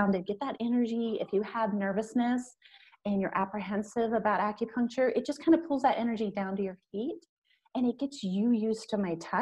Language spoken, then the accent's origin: English; Newark, Ohio, United States; also born or lived in Oregon; Here in Newark, Ohio. So I grew up